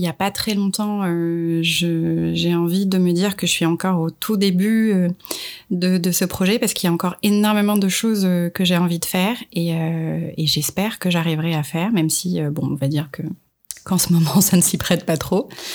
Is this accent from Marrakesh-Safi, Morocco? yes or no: yes; Marrakesh, Marrakesh-Safi, Morocco; moved away as an adult; also born or lived in Casablanca, Morocco; now in France; née à Casablanca et j'ai grandi à Marrakech. Euh, je suis arrivée en France il y a maintenant 13 ans pour, euh, pour finir mes études